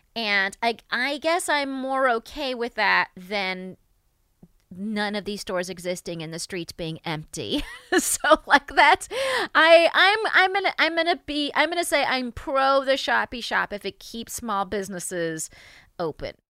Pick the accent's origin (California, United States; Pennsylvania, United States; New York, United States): New York, United States; as a New Yorker